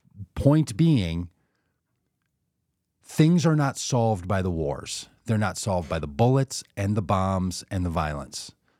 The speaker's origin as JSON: {"language": "English", "region": "New York", "country": "United States", "said": "I have a family that live in New York. I'm a New Yorker."}